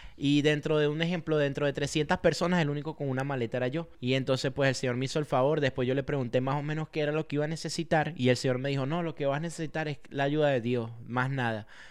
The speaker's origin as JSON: {"language": "Spanish", "country": "Venezuela", "also_born_or_lived": "Tunja, Colombia", "moved": "yes", "lives_now": "United States", "said": "yo como venezolano"}